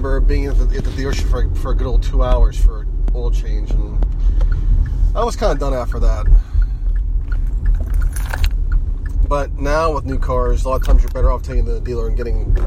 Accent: Mon Valley, Pennsylvania, United States; I grew up in the Mon Valley, and I have that, you know, I know about how bad the air is

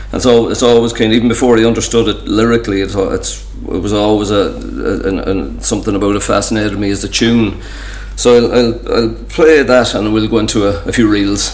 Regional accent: Ireland; an Irish fella being shown by a Californian guy

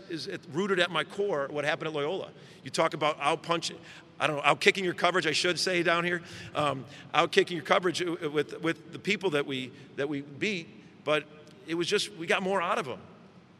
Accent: Chicago, Illinois, United States; moved away as an adult; now in Oklahoma, United States; I grew up in Chicago, I spent 10 years in Chicago

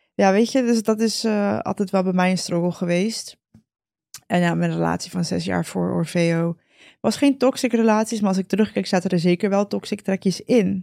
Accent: Costa Rica; moved away; ik ben in Costa Rica geboren.

